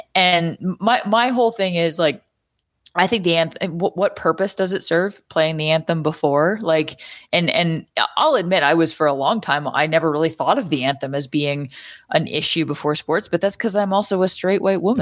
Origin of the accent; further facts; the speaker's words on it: Canada; as a Canadian